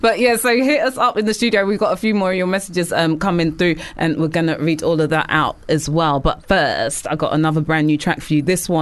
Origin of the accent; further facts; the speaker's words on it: United Kingdom; obviously, we love to complain as British people.